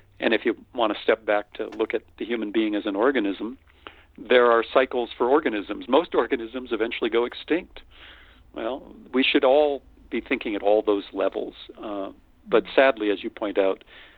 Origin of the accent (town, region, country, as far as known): North Dakota, United States; born or raised there; moved away; also born or lived in Austin, Texas